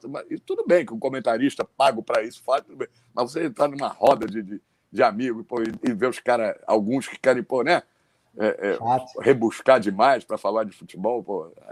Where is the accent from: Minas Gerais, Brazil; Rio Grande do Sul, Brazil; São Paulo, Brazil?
Rio Grande do Sul, Brazil; Eu sou gaúcho